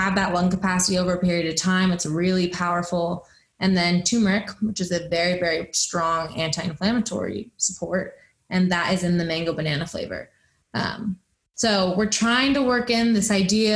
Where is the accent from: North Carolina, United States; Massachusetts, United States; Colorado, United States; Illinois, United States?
Colorado, United States; Boulder; growing up in Boulder, Colorado